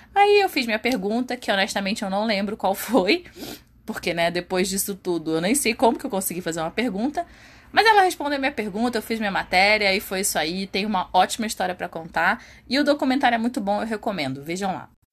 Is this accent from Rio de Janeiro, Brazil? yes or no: yes; Rio de Janeiro, Brazil; lá no Rio de Janeiro na minha terra